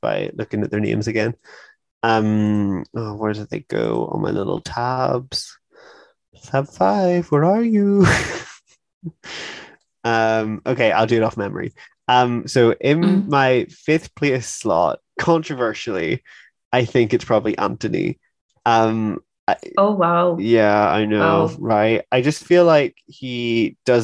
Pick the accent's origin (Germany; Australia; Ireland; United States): Ireland; we're from Ireland as well